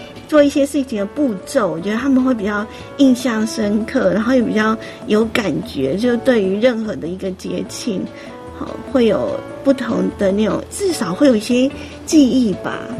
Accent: Yilan County, Taiwan; 我们宜兰老家也都是，就是都会在那个。那个丢点，嗯，又是空地这样子，开始就是拜拜这样子

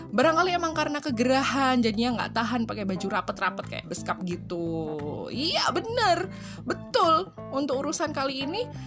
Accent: Surakarta, Central Java, Indonesia; Aku itu lahir gede di Solo ya, asli wong Solo loh aku iki.

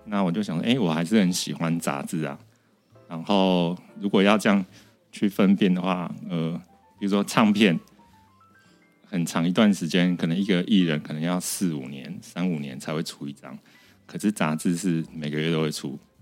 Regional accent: Sanchong, New Taipei, Taiwan; 我真的是一个从小在菜，三重菜市场长大的小孩

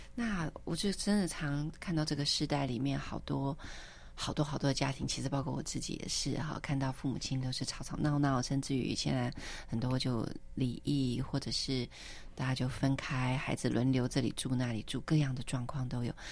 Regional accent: Taipei, Taiwan; moved away as an adult; also born or lived in United States; 可是回到台北，我就嗯。一定会去教会

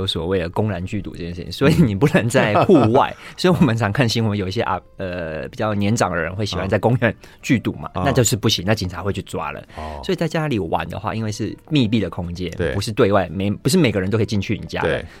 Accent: Kaohsiung, Taiwan; 呃，原则上我会回我老家，我我老家在高雄

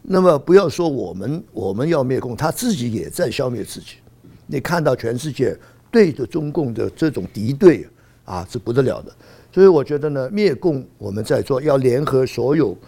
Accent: Hong Kong; 所以你们对这张票的重要性已经有感觉了，我们香港人还没有感觉。

